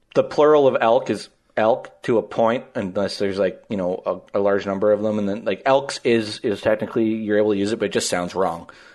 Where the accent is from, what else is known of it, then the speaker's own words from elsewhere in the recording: Lloydminster, Canada; growing up in Lloyd